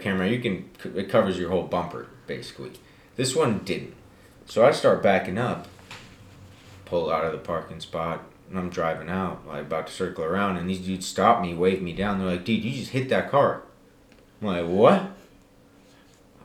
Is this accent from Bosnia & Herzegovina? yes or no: yes; Bosnia & Herzegovina; moved away; I come from Bosnia